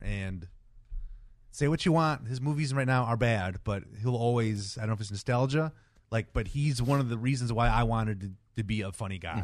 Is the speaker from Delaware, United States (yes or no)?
no; Detroit, Michigan, United States; I was from Detroit